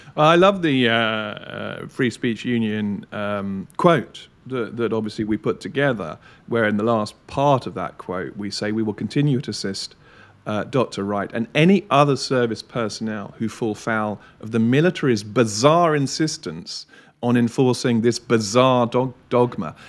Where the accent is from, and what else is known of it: United Kingdom